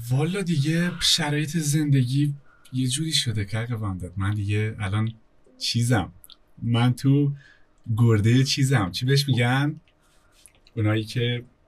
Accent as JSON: {"language": "Persian", "region": "Kurdistan", "country": "Iran", "first_language": "Kurdish", "second_language": "Persian", "said": "اهل مدیوانیم دیگه اهل کردستانیم"}